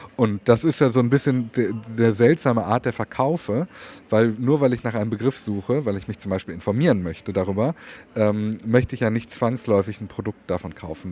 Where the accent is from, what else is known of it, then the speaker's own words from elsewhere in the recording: Swabia, Baden-Württemberg, Germany; wie wir bei uns im Schwabenland natürlich sagen, ein Geschmäckle